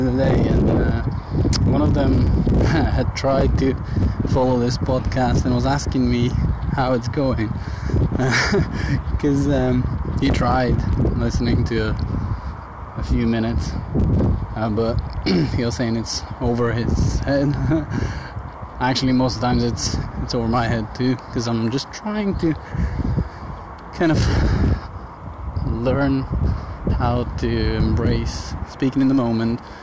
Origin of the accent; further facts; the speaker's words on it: Bulgaria; now in United Kingdom; back in Bulgaria, back home, which is 100 kilometers around the mountain that's connecting my hometown and the capital